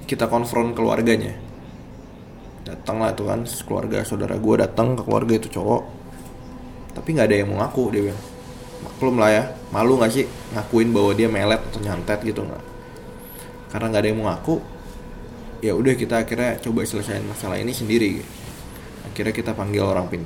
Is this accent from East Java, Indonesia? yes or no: yes; Bondowoso, East Java, Indonesia; cerita ini terjadi ketika gue pulang kampung ke kampung gue di daerah Bondowoso Jawa Timur